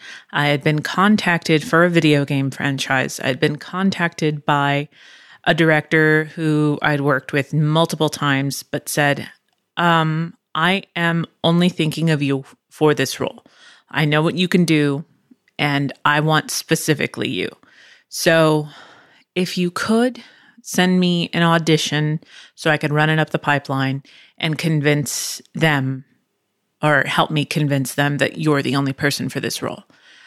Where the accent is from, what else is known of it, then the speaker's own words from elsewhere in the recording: Pennsylvania, United States; born there; also born or lived in Virginia / Chula Vista, California; now in Texas, United States; I am not originally from here. I was born in Pennsylvania. And then from Pennsylvania, moved to Virginia, then moved to Chula Vista, California, which is outside San Diego, and then moved to Texas